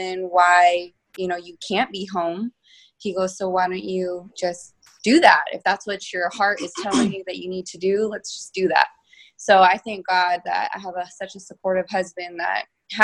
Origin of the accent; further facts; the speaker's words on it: Yakima, Washington, United States; moved away as an adult; now in Seattle, United States; I'm originally from Eastern Washington, Yakima, and I came to Seattle to go to college